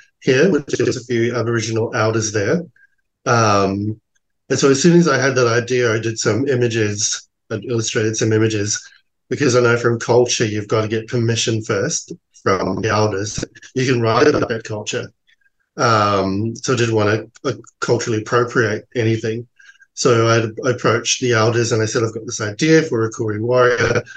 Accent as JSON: {"language": "English", "country": "New Zealand", "tie": "born or raised there", "moved": "yes", "lives_now": "Australia", "said": "I'm from New Zealand, you know, so I grew up in a very cultural, rich neighbourhood. And then when I came to New Zealand, to Australia"}